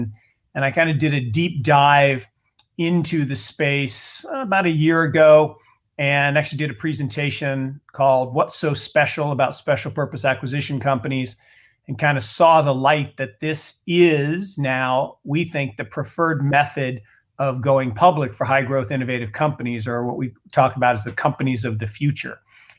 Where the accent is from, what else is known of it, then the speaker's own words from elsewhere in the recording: Seattle, Washington, United States; I grew up in Seattle. So back in the old stomping grounds